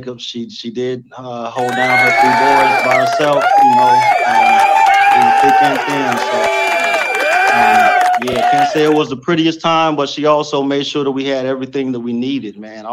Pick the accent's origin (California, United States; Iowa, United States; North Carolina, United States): North Carolina, United States; Goldsboro; moved away as an adult; also born or lived in Kinston, North Carolina; now in Berlin, Germany; Actually, I was born in Kinston, North Carolina. But when I was 5 years old, we moved to Goldsboro also. And that's where I was raised